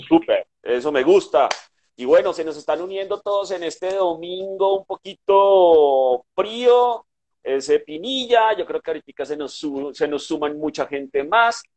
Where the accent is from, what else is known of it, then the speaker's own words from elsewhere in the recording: Bogotá, Bogotá Capital District, Colombia; soy un bogotano de pura cepa, nacimiento, corazón y creencia